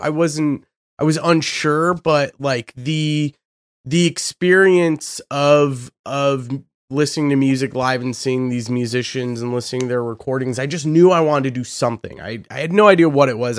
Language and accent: English; Boise, Idaho, United States; I'm from Boise, Idaho